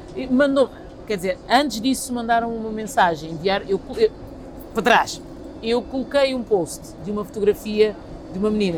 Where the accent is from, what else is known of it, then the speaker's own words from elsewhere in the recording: Lisbon, Portugal; Eu nasci em Lisboa, sou filha de imigrantes cabo-verdianos